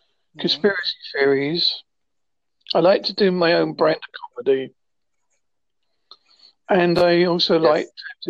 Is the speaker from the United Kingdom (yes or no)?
yes; Holsworthy, South West England, United Kingdom; I am from Holsworthy in Devon, which is obviously in the United Kingdom or Great Britain, whichever way you like to say it.